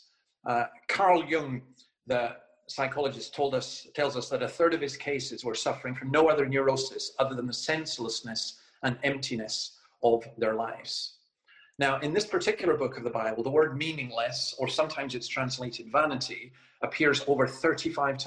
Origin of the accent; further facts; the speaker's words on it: Scotland, United Kingdom; As a Scotsman